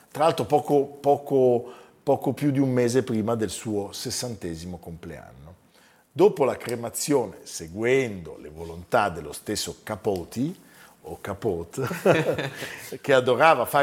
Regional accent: Campania, Italy; perché sono una campana.

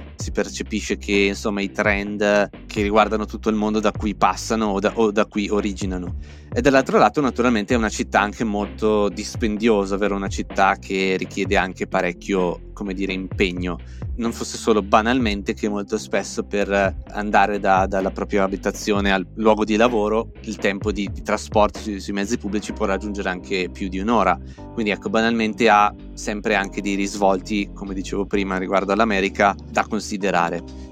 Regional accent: Val Camonica, province of Brescia, Lombardy, Italy; moved away as an adult; also born or lived in Milan; now in New York, United States; Io sono originario della Valle Camonica, in provincia di Brescia

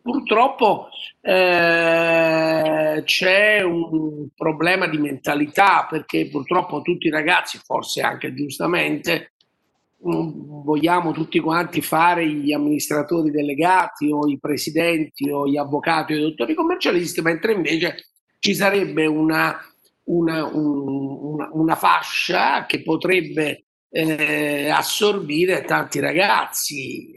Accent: Naples, Campania, Italy; noi siamo, noi poi siamo, siamo napoletani

